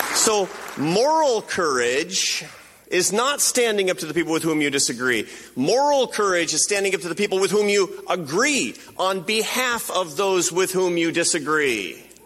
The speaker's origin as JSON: {"language": "English", "town": "Seattle", "region": "Washington", "country": "United States", "tie": "born or raised there", "said": "Because it's my hometown"}